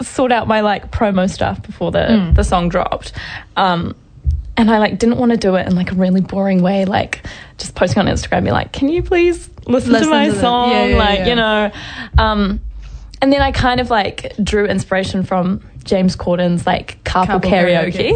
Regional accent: Morrinsville, Waikato, New Zealand; also born or lived in Hamilton; I grew up in Morrinsville, little town in Morrinsville.

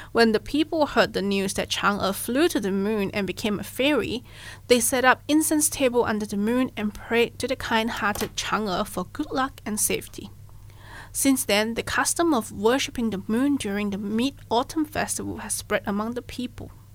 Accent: Malaysia; moved away; I'm originally from Malaysia

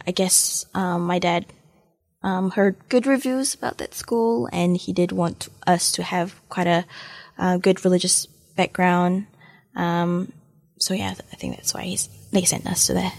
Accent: Malaysia; also born or lived in Manchester, United Kingdom; now in Dunedin, New Zealand; I had quite fond memories, um, growing up in Malaysia

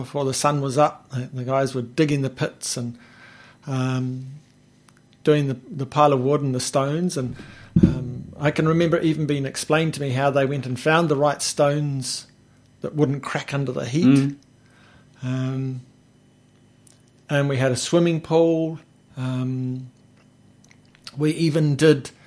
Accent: Taradale, Hawke's Bay, New Zealand; I grew up here in Hawke's Bay, over in not far from Green Meadows. I lived in a lovely little neighbourhood called Jervis Town

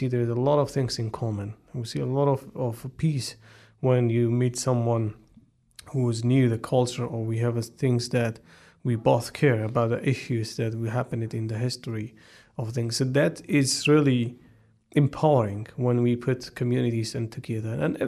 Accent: Wellington, New Zealand; growing up in Wellington, growing up in a area where it's back to your ancestors, the history, that all bring a lot to us

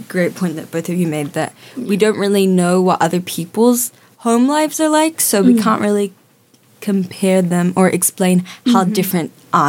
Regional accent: Samoa; now in New Zealand; biracial Kiwi Jamaicans, but we grew up in Samoa.

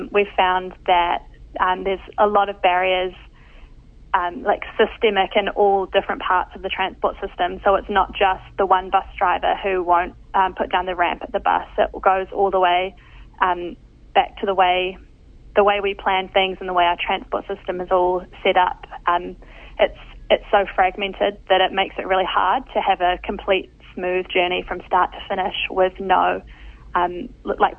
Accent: Raglan, Waikato, New Zealand; I grew up just outside of Whangaroa, Raglan, on the side of some beautiful native bush.

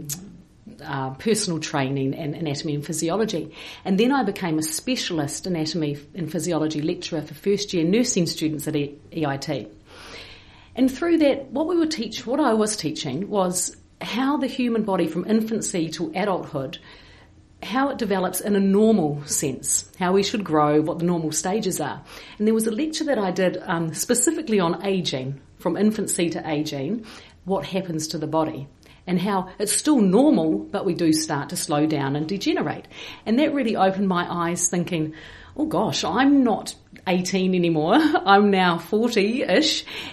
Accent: Wairarapa, Wellington, New Zealand; moved away as an adult; also born or lived in Dunedin, New Zealand; now in Hawke's Bay, New Zealand; I grew up in the Wairarapa just near Wellington.

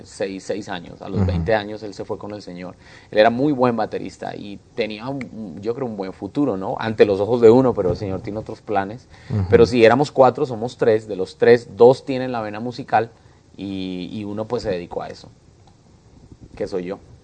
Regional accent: Bogotá, Colombia; now in Houston, United States; colombiano, nací en Bogotá, cachaco, rolo. Eh, bueno, así le dicen a los bogotanos

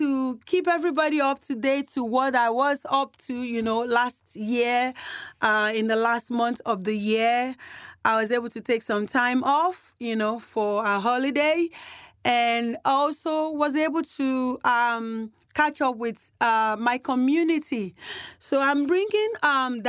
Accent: Nigeria; now in Canterbury, New Zealand; I'm a Nigerian

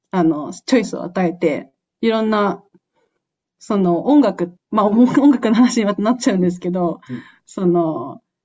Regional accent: Japan; moved away

